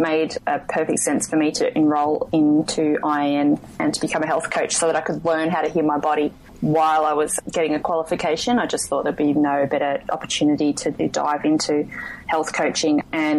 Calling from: Western Australia, Australia; I'm calling in from Western Australia.

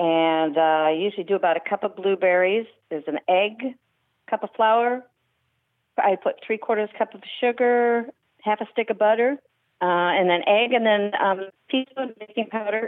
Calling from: Minneapolis, Minnesota, United States

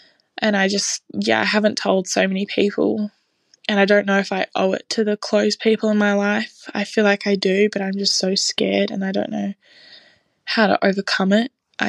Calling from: Australia; I'm 19 and I'm calling in from Australia.

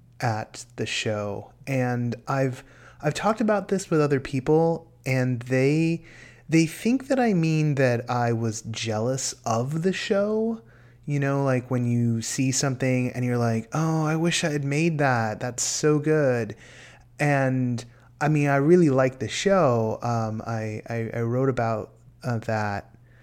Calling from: California, United States; from California.

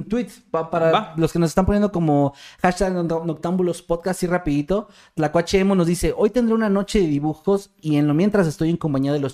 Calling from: Argentina; desde Argentina.

